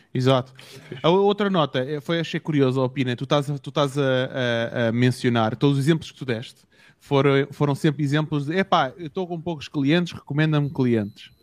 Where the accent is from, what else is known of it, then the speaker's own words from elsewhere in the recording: Portugal; eu venho de outro país, eu sou português